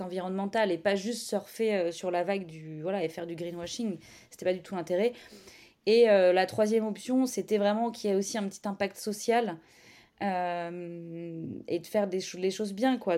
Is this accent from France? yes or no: yes; Caen, Normandy, France; moved away as an adult; also born or lived in Paris; now in Caen, France; je suis originaire de Caen, on est revenu sur Caen